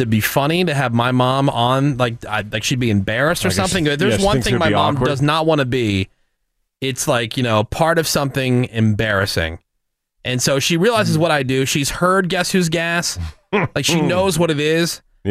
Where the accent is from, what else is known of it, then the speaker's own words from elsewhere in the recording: New Jersey, United States; moved away; I'm from New Jersey, so I grew up in the area listening to Philadelphia radio.